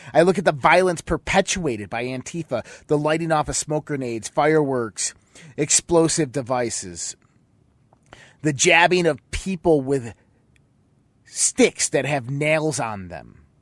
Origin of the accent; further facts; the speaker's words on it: United States; we as American citizens